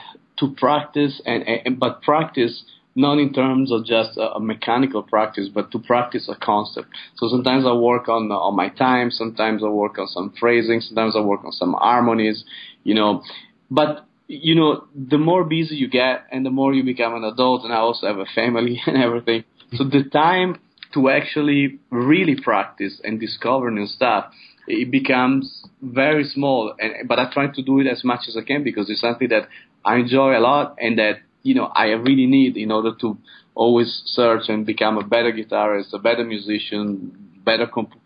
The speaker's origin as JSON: {"language": "English", "town": "Padua", "region": "Veneto", "country": "Italy", "tie": "born or raised there", "moved": "yes", "said": "my hometown, Padova, in Italy"}